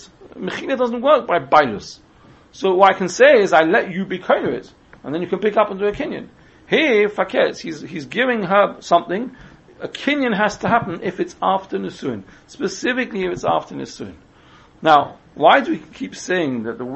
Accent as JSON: {"language": "English", "region": "England", "country": "United Kingdom", "said": "we're English"}